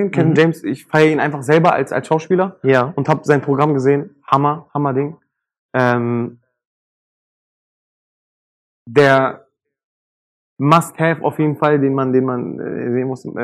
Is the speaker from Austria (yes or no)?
no; Turkey; für mich einfach als Türke, der einen anderen Türken dann auch kennt vom Namen her